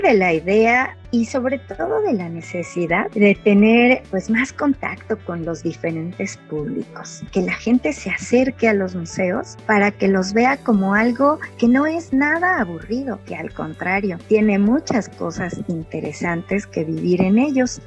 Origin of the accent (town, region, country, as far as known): Mexico